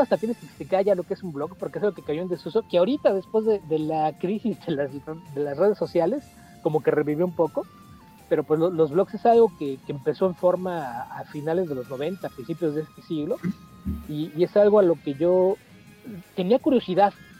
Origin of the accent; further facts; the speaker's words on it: Mexico City, Mexico; first language Spanish; yo nací en la Ciudad de México, toda mi vida he vivido aquí